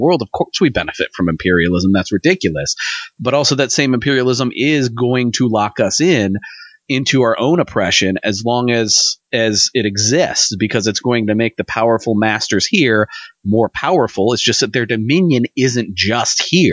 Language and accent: English; United States; we as Americans